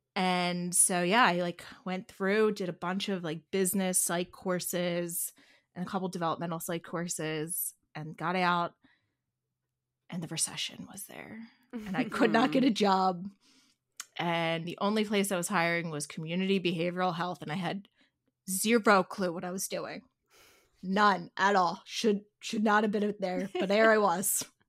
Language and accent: English; Pennsylvania, United States; accent: Delco accent; It's a little more than a Philly accent. It is a Delco accent.